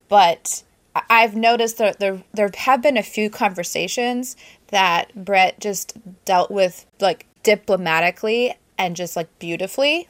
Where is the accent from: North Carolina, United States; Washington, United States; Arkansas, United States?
Washington, United States; Prosser; moved away; I grew up in th, this town, Prosser